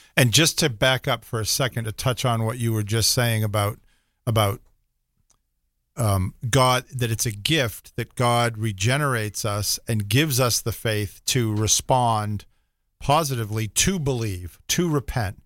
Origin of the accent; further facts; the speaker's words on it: Rockport, Massachusetts, United States; moved away; I grew up in a little town called Rockport, north of Boston.